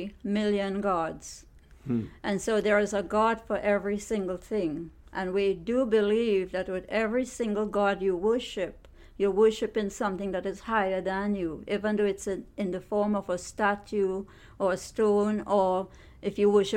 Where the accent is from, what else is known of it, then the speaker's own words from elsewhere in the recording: Trinidad & Tobago; I grew up in Trinidad on the grounds of a Hindu temple. And that's all we knew because my entire generation, but generations, were all Hindus. So I was never exposed to Christianity.